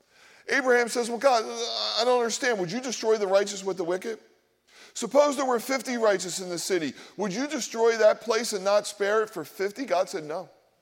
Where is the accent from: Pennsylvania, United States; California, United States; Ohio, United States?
Pennsylvania, United States; Philadelphia; The problem is I grew up in Philadelphia. I grew up in Polish and Black and Jewish and Italian and Irish neighborhoods, and we all went to regional schools, and we all talked about our ethnicity